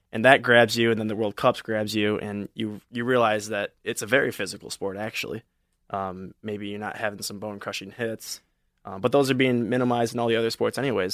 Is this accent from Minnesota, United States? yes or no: no; Novi, Michigan, United States; I'm from Novi, Michigan